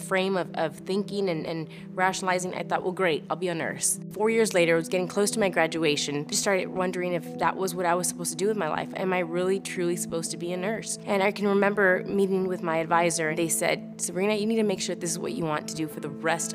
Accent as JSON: {"language": "English", "town": "Laredo", "region": "Texas", "country": "United States", "tie": "born or raised there", "said": "I was born in Laredo, Texas, small town on the border to Mexico and the U.S."}